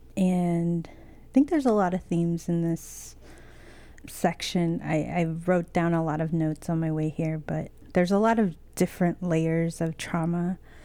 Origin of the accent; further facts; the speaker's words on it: United States; moved away as an adult; also born or lived in Lenape land (New York City area); born and raised on the Navajo reservation, living on Lenape land. I've been here for five years and I love the city.